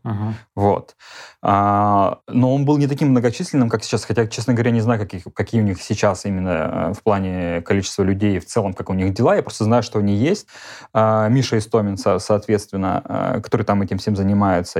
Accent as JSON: {"language": "Russian", "town": "Belgorod", "region": "Belgorod Oblast", "country": "Russia", "also_born_or_lived": "Moscow", "moved": "as an adult", "said": "как только я свалил из Белгорода"}